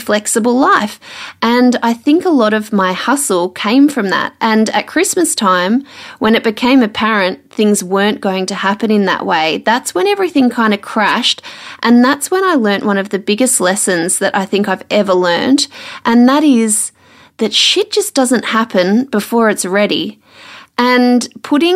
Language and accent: English; Melbourne, Victoria, Australia; moved away as an adult; also born or lived in Sydney; now in Brisbane, Australia; So I grew up in Melbourne, spent 5 years in Sydney, and now it's almost 3.5 years in Brisbane